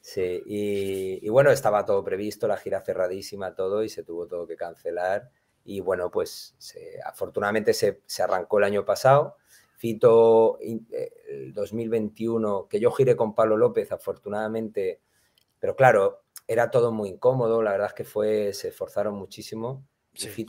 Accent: Málaga, Andalusia, Spain; yo soy malagueño, eh, eh, tengo mi sentimiento andaluz a tope

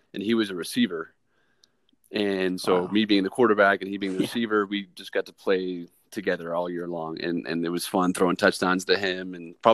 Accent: Boise, Idaho, United States; my hometown team, Boise State

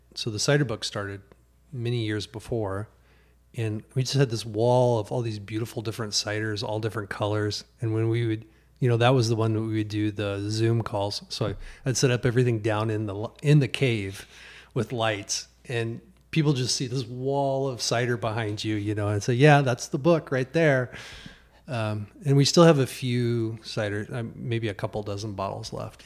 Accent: Trenton, Missouri, United States; moved away; I grew up in Missouri

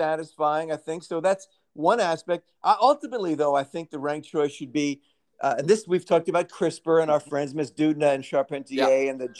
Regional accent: New York City, New York, United States; Growing up in Brooklyn

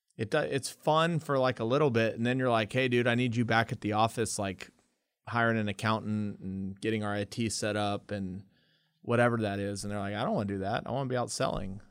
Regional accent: Lubbock, Texas, United States; also born or lived in El Paso; we moved away from El Paso to Lubbock.

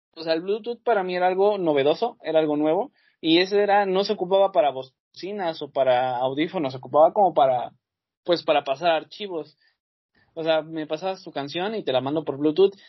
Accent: Mexico

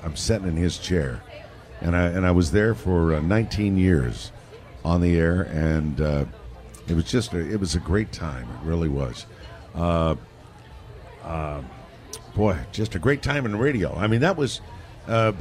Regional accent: San Diego, California, United States; I grew up here in San Diego

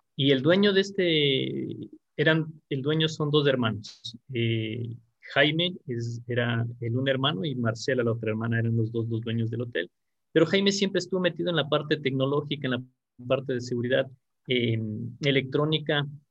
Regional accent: Quito, Pichincha, Ecuador; Yo nací aquí en Quito, en, la capital del Ecuador, y tengo actualmente 41 años.

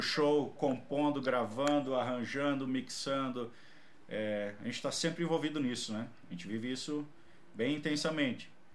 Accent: Paraná, Brazil; eu sou do Paraná

